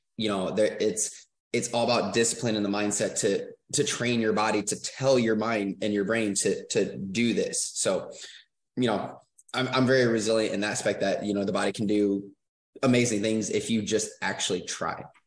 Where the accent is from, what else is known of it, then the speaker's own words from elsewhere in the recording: Michigan, United States; moved away; I'm originally from Michigan